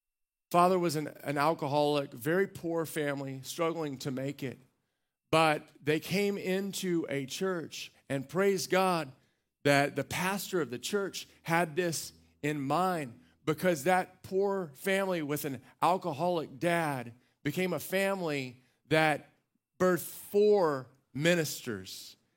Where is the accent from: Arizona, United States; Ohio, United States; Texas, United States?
Texas, United States; Waco; I'd say Waco, people go, ugh. I finally just said, I'm from Central Texas.